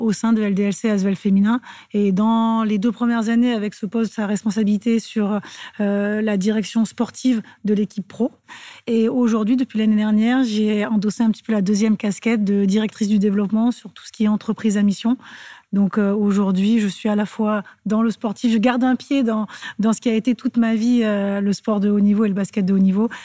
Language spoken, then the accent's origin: French; Clermont-Ferrand, Auvergne-Rhône-Alpes, France; moved away; also born or lived in Lyon; je suis de Clermont